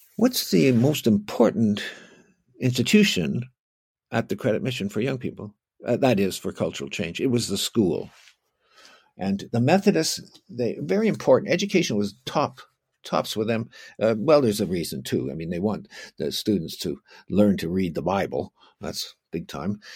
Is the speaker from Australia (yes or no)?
no; Oakville, Ontario, Canada; I'm from Oakville, so actually I was raised on what was, in eighteen twenty, an Indian reserve